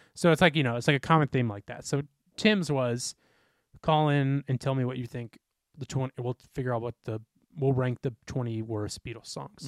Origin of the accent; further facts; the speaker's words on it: Midwest, United States; we grew up in the Midwest.